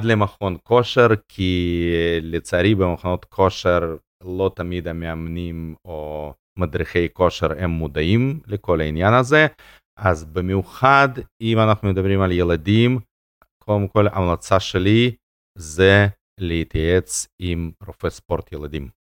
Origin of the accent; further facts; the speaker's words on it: Russia; now in Israel; נולדתי ברוסיה ולא היה שם תנאים